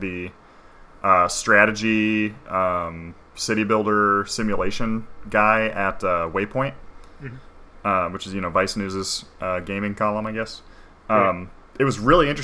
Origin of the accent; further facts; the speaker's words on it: Ohio, United States; I'm from Ohio.